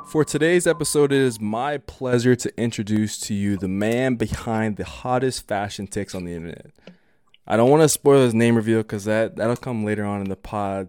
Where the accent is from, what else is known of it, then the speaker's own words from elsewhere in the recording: United States; I grew up born and raised in America